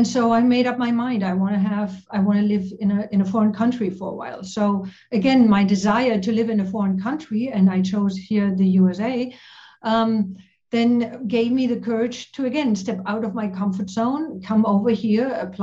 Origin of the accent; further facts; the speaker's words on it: East Germany, Germany; English is a second language; moved away as an adult; I grew up in East Germany, behind the wall